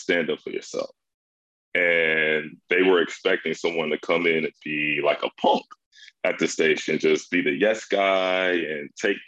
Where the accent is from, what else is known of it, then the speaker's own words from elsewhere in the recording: Matteson, Illinois, United States; So I grew up in the south suburbs of Chicago. I'm from Matteson, Illinois